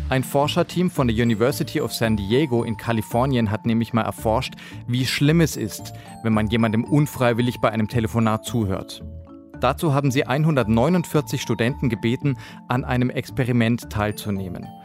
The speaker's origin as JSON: {"language": "German", "region": "Hamburg", "country": "Germany", "said": "Na klar, ich komme aus Hamburg ursprünglich, da muss ich täglich U-Bahn fahren."}